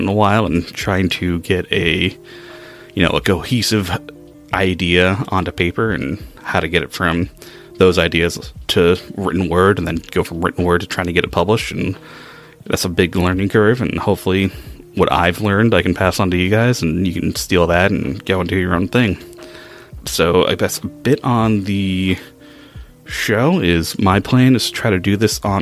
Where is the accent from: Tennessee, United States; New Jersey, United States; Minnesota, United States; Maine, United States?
Maine, United States; also born or lived in New Hampshire; I grew up in Maine, was born in New Hampshire, been in New England all of my life